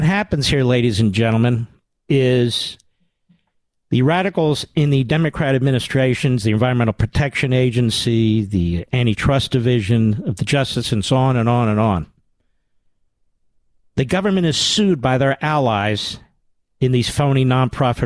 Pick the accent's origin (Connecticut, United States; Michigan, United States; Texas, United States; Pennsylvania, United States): Pennsylvania, United States; I'm from Pennsylvania. We're in New Jersey for the summer.